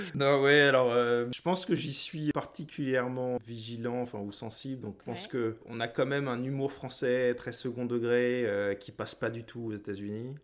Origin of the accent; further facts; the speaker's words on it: France; moved away as an adult; now in United States; on rentre en France, qui est mon pays d'origine, mais en même temps, c'est plus chez moi.